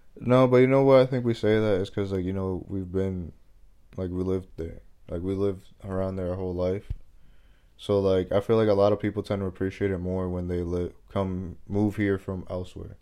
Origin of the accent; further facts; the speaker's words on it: Massachusetts, United States; also born or lived in Dominican Republic; I've always, like, lived in Massachusetts.